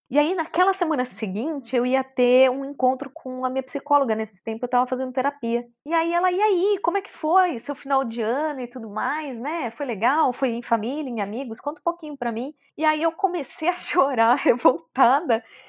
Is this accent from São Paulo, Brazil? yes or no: yes; São Bernardo do Campo, São Paulo, Brazil; Eu sou de São Bernardo do Campo, nasci lá, batateira. E fui criada lá mesmo